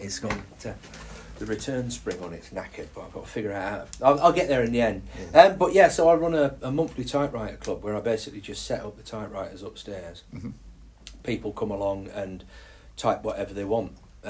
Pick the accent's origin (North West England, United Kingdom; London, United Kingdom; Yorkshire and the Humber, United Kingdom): Yorkshire and the Humber, United Kingdom; Carlton; accent: Yorkshire; also born or lived in Essex; I'm actually an Essex boy, but lived in Yorkshire since I was, my parents moved up here when I was 4. And I grew up in Carlton, which is a little village outside of Skipton. And I used to have a 4-year-old Essex accent.